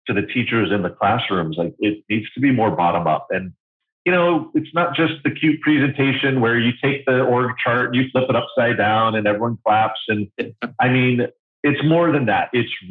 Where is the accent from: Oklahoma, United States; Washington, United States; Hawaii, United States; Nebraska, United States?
Hawaii, United States; My parents were, they were born and raised in New York City, but kind of sold the house, quit the jobs, and moved to these islands in the middle of the Pacific Ocean. And I was definitely raised in a unique environment